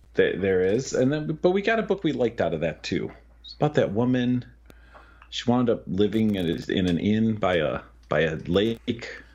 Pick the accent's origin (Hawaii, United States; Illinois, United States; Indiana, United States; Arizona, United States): Illinois, United States; Chicago; I grew up in the Chicago Public Library system